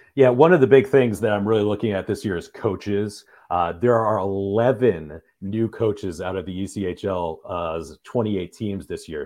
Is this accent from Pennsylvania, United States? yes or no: no; Michigan, United States; I'm from Michigan